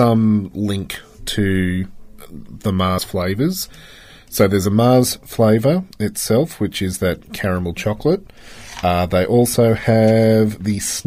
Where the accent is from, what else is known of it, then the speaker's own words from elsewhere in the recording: Australia; One tick to being an Australian